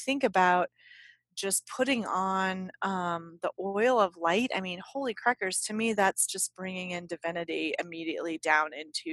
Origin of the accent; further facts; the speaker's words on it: United States; we are American